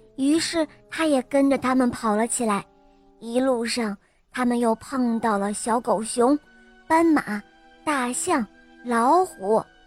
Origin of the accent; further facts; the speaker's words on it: Wuhu, Anhui, China; 我今年五岁了，我来自芜湖